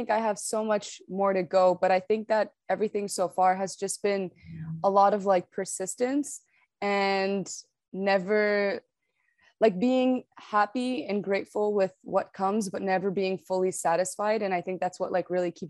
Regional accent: Canada; also born or lived in Morocco; Yeah, so I was born in Morocco, um, but I moved to Canada at a very young age. But nonetheless, I still grew up in a very Moroccan household because both my parents were Moroccan. And I spoke Arabic at home and French at home.

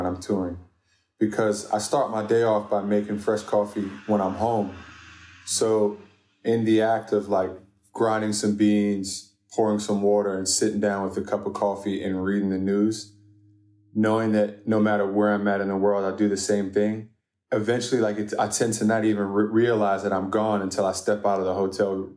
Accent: Washington, District of Columbia, United States; I'm from D.C. I'm Sudanese American

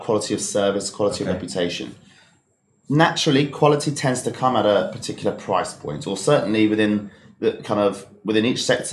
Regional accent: Slough, South East England, United Kingdom; I grew up in Slough, in Berkshire, just out of West London.

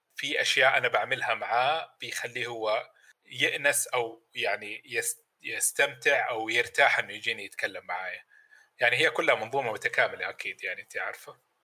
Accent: Mecca, Makkah Province, Saudi Arabia; انا ولد مكه

